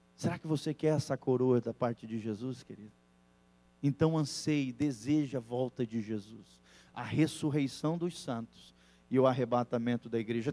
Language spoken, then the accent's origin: Portuguese; Brazil; also born or lived in Mexico; eu sou brasileiro com muito orgulho, com muito amor